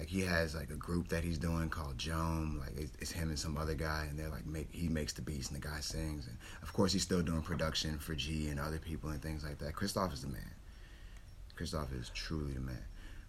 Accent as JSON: {"language": "English", "town": "New Orleans", "region": "Louisiana", "country": "United States", "tie": "born or raised there", "said": "I'm from Holly Grove. My grandma raised me."}